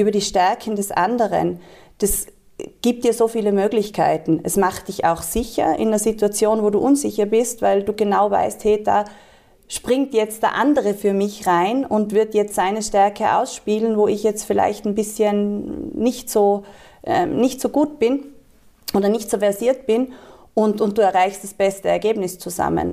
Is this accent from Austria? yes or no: yes; Tyrol, Austria; Ich bin in Tirol geboren Schön. und aufgewachsen